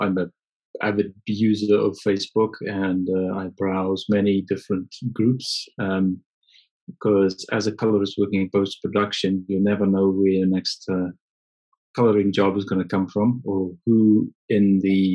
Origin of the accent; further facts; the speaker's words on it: near Johannesburg, Gauteng, South Africa; moved away as an adult; now in United Kingdom; I was born in South Africa near Johannesburg and grew up with an interest in photography from a very young age